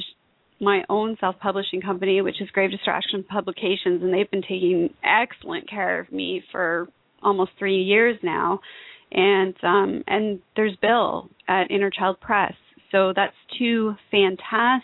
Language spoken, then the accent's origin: English; Toronto, Ontario, Canada; now in Montreal, Canada; I'm living there now. I'm actually from Toronto, so that was a big shift